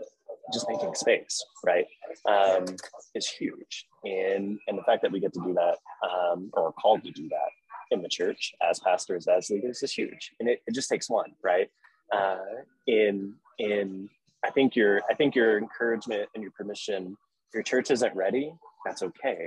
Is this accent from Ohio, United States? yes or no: no; Texas Panhandle, United States; moved away; I grew up in the Panhandle of Texas.